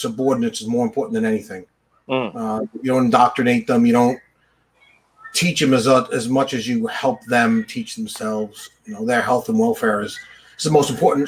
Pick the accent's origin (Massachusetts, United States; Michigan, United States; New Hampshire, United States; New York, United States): New York, United States; Bethpage; I grew up in Bethpage